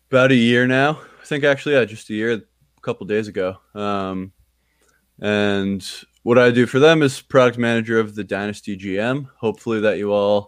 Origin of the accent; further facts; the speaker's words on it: New Jersey, United States; I'm from New Jersey, big Jets fan.